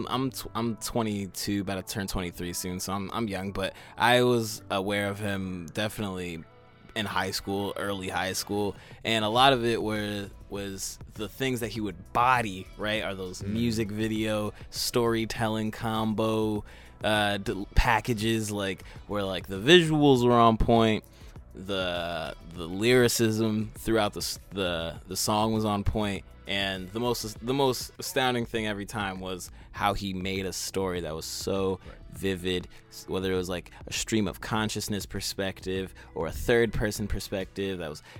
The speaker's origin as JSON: {"language": "English", "region": "Massachusetts", "country": "United States", "said": "I'm from Massachusetts"}